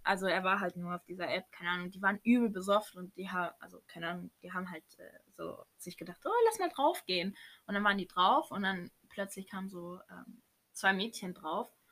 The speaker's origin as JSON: {"language": "German", "town": "Baden-Baden", "region": "Baden-Württemberg", "country": "Germany", "said": "Wir kommen auch aus Baden-Baden"}